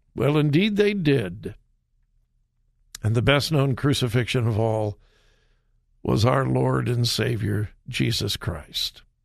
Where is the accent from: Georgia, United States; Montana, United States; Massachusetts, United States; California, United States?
California, United States; Los Angeles; moved away; I'm a L A boy. I was born and raised in the Los Angeles area